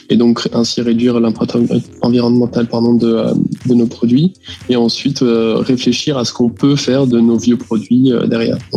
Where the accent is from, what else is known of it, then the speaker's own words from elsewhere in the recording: Lyon, Auvergne-Rhône-Alpes, France; Exactement, oui. Donc j'ai euh, fait une école d'ingé qui s'appelle euh, l'INSA de Lyon.